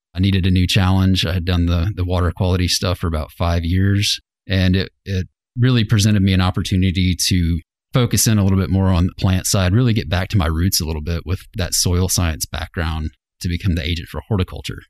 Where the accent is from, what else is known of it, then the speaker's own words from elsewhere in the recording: Fort Smith, Arkansas, United States; moved away as an adult; also born or lived in Fayetteville, Arkansas; I grew up in Fort Smith.